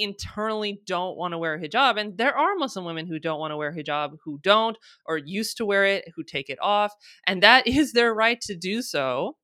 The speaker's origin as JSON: {"language": "English", "country": "United States", "tie": "born or raised there", "said": "I'm born and raised in the United States, I'm American"}